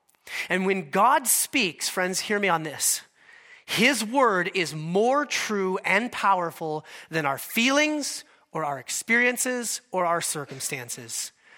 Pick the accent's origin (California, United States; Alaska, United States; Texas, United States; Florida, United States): Alaska, United States; But I am from Alaska, and our state bird there is the mosquito.